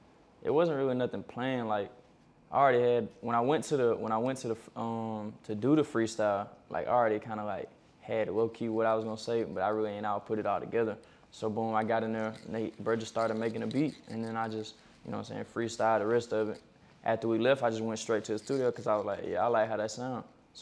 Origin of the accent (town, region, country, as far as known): Alabama, United States